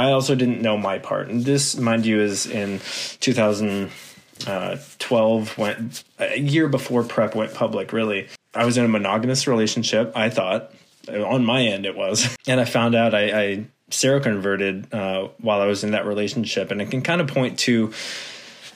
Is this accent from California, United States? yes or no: yes; Concord, California, United States; also born or lived in San Francisco; now in Sacramento, United States; I grew up in the Bay Area, Concord, Walnut Creek area